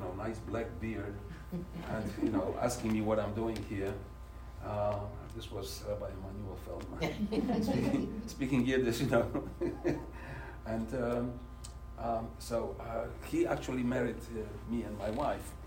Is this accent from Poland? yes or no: yes; Poland; English is a second language; moved away as an adult; now in United States; I grew up in Poland. You know, first 21 years I was in Poland.